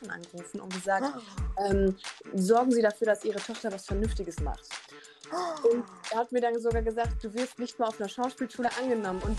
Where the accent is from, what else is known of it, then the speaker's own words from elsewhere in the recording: Düsseldorf, North Rhine-Westphalia, Germany; ähm, ich komme aus Düsseldorf